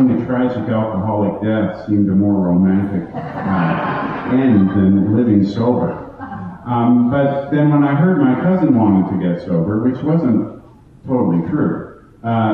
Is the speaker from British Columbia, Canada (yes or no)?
no; Toronto, Ontario, Canada; I am from Toronto